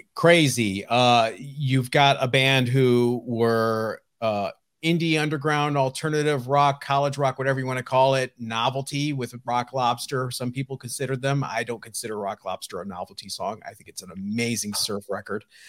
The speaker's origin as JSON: {"language": "English", "region": "Ohio", "country": "United States", "tie": "born or raised there", "said": "I grew up in Ohio"}